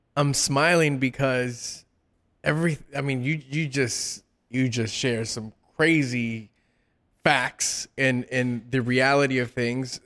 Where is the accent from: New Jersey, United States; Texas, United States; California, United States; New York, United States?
California, United States; South Gate; I grew up in Southgate.